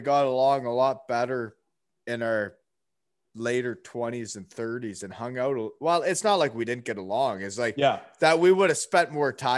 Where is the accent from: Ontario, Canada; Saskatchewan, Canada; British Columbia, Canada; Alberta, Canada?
Ontario, Canada; Elmira; moved away as an adult; I was from Elmira, Ontario when I met you. I had never been outside of Elmira, Ontario